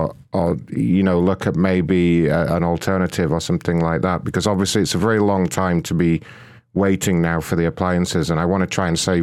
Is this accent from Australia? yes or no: no; United Kingdom; now in United States; No, I'm British, but I've moved to the United States about 2 years ago now.